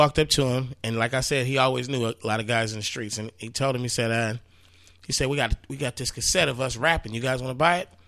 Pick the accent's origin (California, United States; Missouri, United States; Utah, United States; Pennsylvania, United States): California, United States; the Bay Area; we moved up to the Bay, and that's where I started rapping